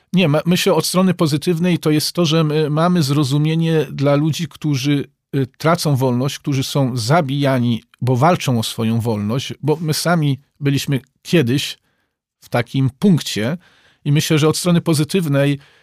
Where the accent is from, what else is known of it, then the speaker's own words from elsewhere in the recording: Przemyśl, Subcarpathian Voivodeship, Poland; Ja zresztą sam pochodzę z, y, z Przemyśla, więc miasta granicznego